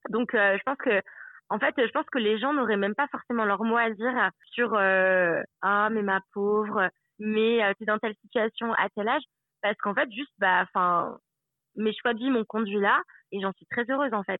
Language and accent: French; Aix-les-Bains, Auvergne-Rhône-Alpes, France; moved away as an adult; also born or lived in Annecy; now in New Zealand; je suis née à Annecy, qui est en Haute-Savoie, et après, j'ai grandi à Aix-les-Bains, qui est en Savoie